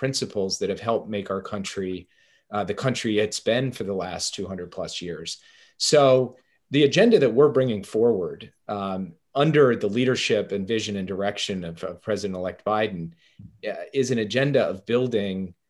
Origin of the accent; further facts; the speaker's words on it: Minnesota, United States; as a Minnesotan